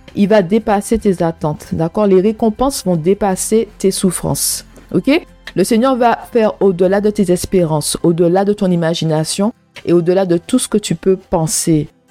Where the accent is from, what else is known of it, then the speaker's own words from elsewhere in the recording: Martinique; moved away as an adult; also born or lived in England; now in United Kingdom; je viens de la Martinique, un pays ensoleillé un pays qui, ressemble à un paradis. La Martinique, c'est vraiment un paradis, c'est beau. Les, je dis pas que c'est parfait, hein. il n'y a, y a aucun endroit, il y a aucun pays qui est parfait, d'accord, mais c'est vraiment mon pays de naissance, mon pays natal